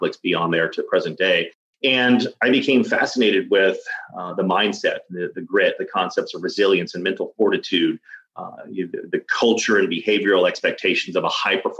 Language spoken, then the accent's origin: English; Dallas, Texas, United States; I grew up in Dallas, Texas